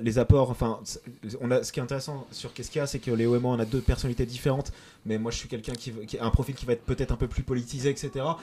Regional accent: Concarneau, Brittany, France; moved away; also born or lived in Boulogne-Billancourt; je viens de boulogne biancourt Et, euh, et j'ai grandi euh, à Concarneau, dans le 29, sud Finistère

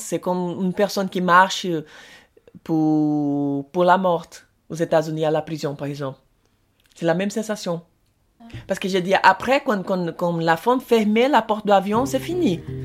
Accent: Brazil; French is a second language; moved away as an adult; now in France; je suis brésilien

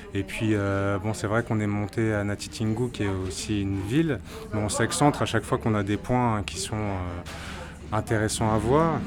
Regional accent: Martinique; Je suis de la Martinique

